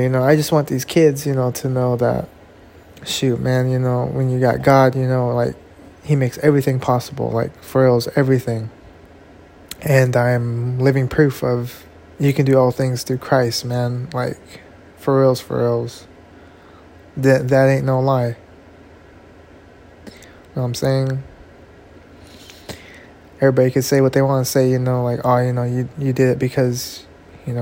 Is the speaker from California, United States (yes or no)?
yes; California, United States; I'm from Cali, you know. This Cali native, Cali raised.